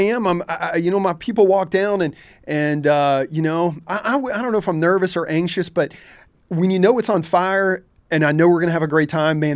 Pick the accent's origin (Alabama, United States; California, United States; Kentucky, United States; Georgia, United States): Kentucky, United States; Louisville; also born or lived in Lexington, Kentucky; now in Hilton Head, United States; I was born in Lexington, mainly grew up in Louisville, Kentucky